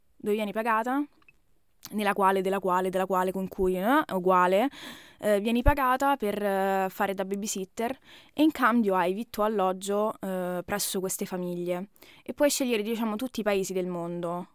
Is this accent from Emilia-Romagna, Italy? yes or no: no; Rome, Lazio, Italy; moved away as an adult; now in Germany; italiana, Roma.